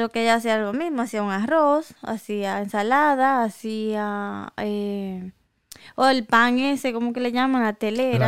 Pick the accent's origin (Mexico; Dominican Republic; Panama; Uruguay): Dominican Republic; moved away; yo me crié en República Dominicana